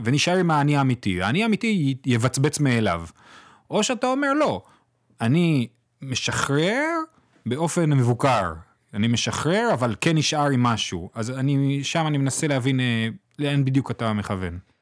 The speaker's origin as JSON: {"language": "Hebrew", "town": "Jerusalem", "region": "Jerusalem District", "country": "Israel", "tie": "born or raised there", "said": "אני גדלתי בקהילה מזרוחניקית, בגילו"}